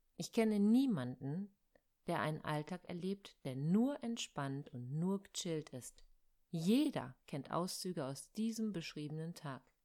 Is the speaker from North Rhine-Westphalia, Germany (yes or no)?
yes; Ruhr area, North Rhine-Westphalia, Germany; Bei uns im Ruhrgebiet